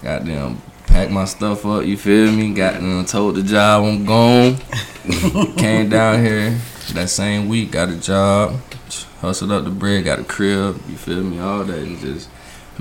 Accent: Springfield, Illinois, United States; moved away as an adult; now in Florida, United States; I'm from Springfield, Illinois

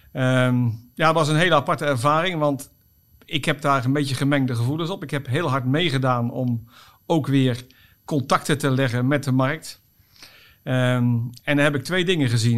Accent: Oss, North Brabant, Netherlands; het is niet Limburg, maar Brabant. Ik kom uit Os

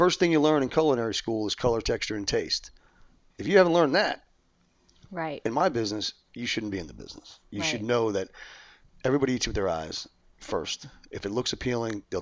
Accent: New York, United States; moved away as an adult; I'm from New York. I've been here 30 years

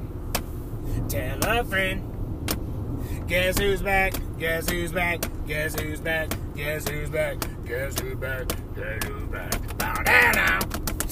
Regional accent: Kansas City, Kansas, United States; I grew up in Kansas City, Kansas.

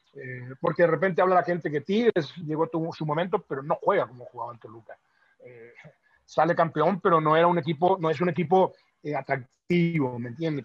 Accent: Paraguay; now in Mexico; soy paraguayo

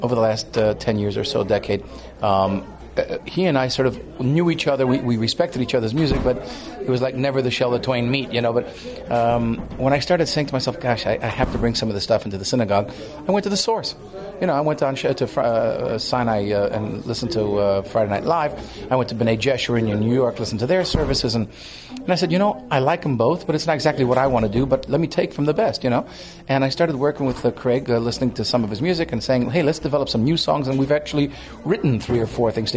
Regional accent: Greece; moved away; I'm from Greece originally

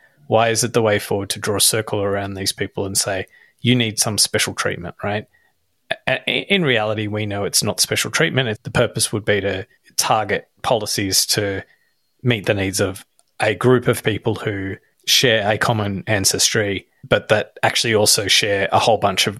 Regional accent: Australia; no, we're Australian and we should foster the notion of being Australian

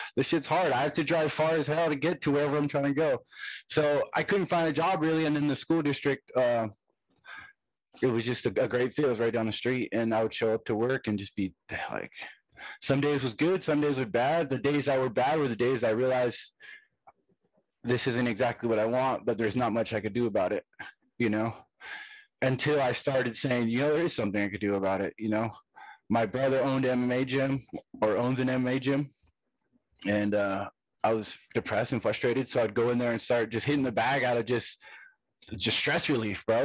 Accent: Hesperia, California, United States; I'm from Stony Brook, I'm from Hesperia

